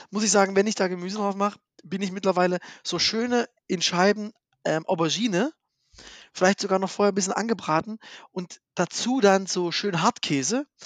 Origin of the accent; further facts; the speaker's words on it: Saxony, Germany; Genau, also, also ich bin Sachse, ja.